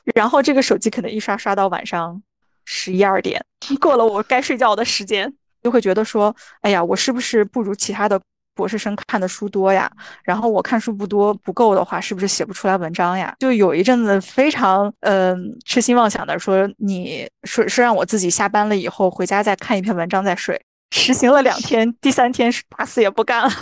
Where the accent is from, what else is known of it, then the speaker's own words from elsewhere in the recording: Qingdao, Shandong, China; moved away as an adult; now in Australia; 我是青岛人嘛